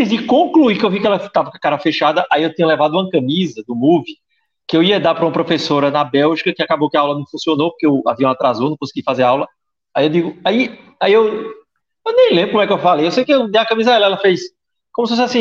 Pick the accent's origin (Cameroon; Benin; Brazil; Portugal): Brazil; eu sou, assim, sou brasileiro e não desisto nunca.